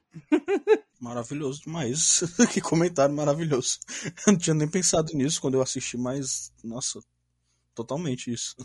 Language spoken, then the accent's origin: Portuguese; Ceará, Brazil; sou aqui do Ceará